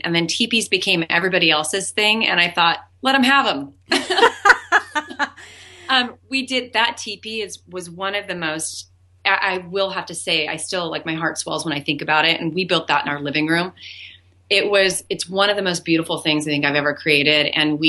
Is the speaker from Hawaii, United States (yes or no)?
yes; Hawaii, United States; I'm Hawaiian. My father was German, Scottish, and a little bit of Seminole Indian.